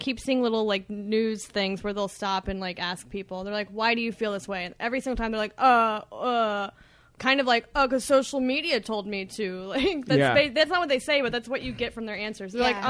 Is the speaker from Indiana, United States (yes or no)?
yes; Indiana, United States; I'm from Indiana, which was also all red, but my family voted liberal.